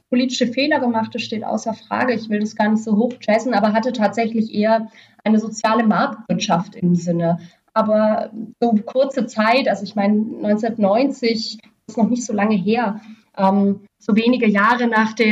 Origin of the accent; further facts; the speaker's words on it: Berlin, Germany; Auch für mich jetzt als äh, Berlinerin total normal, Secondhand-Klamotten zu kaufen